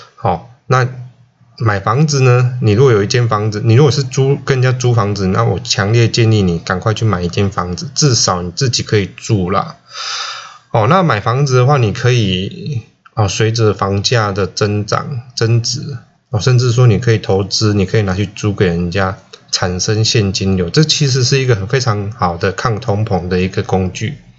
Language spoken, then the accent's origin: Chinese; Chiayi County, Taiwan; 我在嘉义出生啦哈。那他是一个非常淳朴的乡下，在鹿草